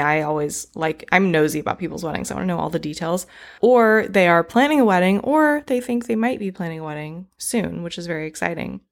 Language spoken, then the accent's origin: English; East Coast, United States; now in California, United States; I'm from the East Coast